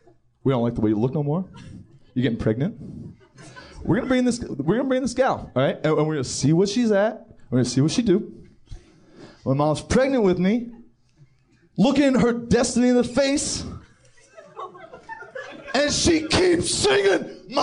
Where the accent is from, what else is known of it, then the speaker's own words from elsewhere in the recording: Paramus, New Jersey, United States; also born or lived in Manhattan, United States; I'm from Paramus, New Jersey, baby.